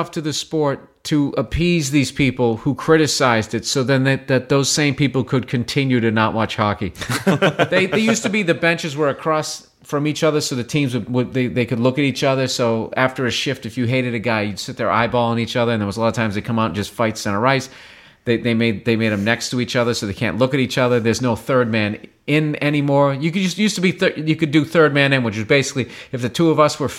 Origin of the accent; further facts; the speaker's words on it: Massachusetts, United States; I actually didn't play hockey when I was I grew up outside of Boston, and it was one of those deals where you had to grow up in a hockey family.